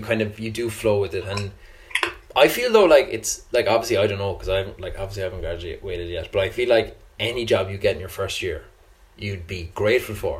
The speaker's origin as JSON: {"language": "English", "town": "Cork", "region": "Munster", "country": "Ireland", "said": "I'm from Cork"}